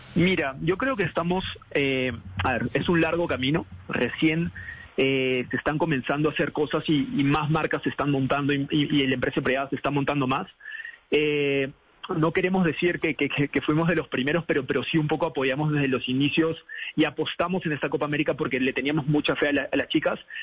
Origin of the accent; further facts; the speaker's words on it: Peru; now in Colombia; siendo peruano